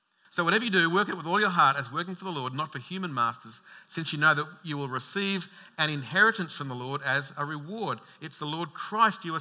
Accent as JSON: {"language": "English", "town": "Logan", "region": "Queensland", "country": "Australia", "said": "I'm the bogan from Logan"}